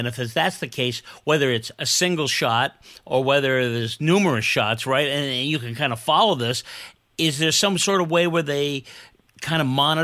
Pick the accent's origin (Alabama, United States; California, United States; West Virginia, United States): California, United States; Bay Area; I grew up in the Bay Area